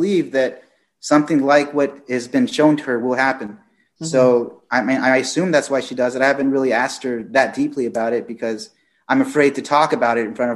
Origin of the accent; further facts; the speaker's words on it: Fort Worth, Texas, United States; I was born in Fort Worth, Texas.